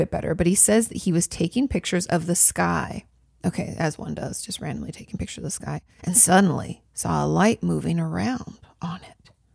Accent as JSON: {"language": "English", "region": "California", "country": "United States", "moved": "as an adult", "lives_now": "Texas, United States", "said": "I'm from California"}